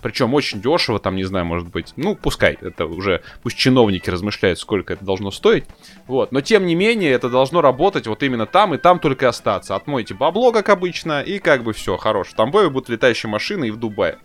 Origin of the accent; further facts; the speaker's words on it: Tambov, Tambov Oblast, Russia; я как, э, коренной там бовчанин